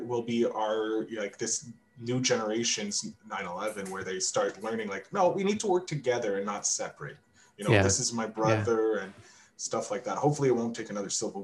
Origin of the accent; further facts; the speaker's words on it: Canada; as a Canadian